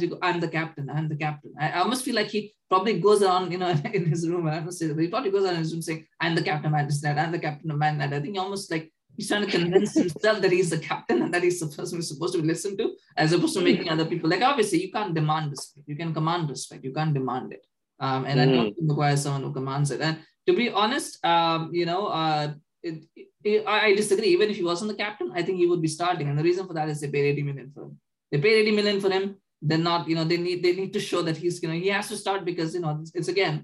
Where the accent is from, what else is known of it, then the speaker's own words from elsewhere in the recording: Canada; we're Canadian